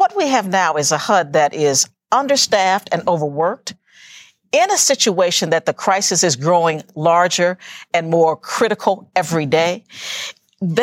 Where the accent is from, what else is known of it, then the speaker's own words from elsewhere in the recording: Ohio, United States; I'm from Ohio